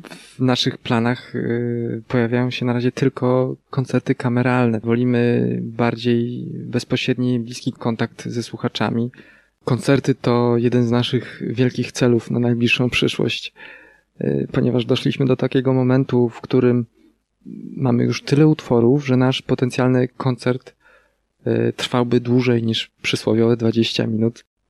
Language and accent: Polish; near Wejherowo, Pomeranian Voivodeship, Poland; Zawsze jak ktoś pyta nas o nazwę miejscowości, z której mm, jesteśmy, to podajemy Wejherowo. Choć nie do końca y, jesteśmy z Wejherowa, ponieważ jest to miejscowość będąca przedmieściami Wejherowa